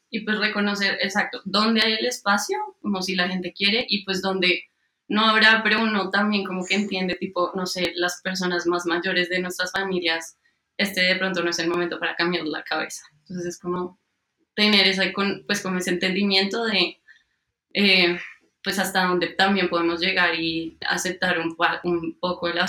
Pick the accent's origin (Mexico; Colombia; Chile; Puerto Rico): Colombia; nacimos en Colombia, en una sociedad machista